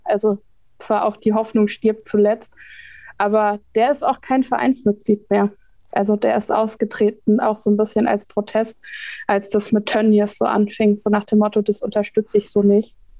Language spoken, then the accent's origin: German; Münsterland, North Rhine-Westphalia, Germany; now in Berlin, Germany; ich komme aus Münsterland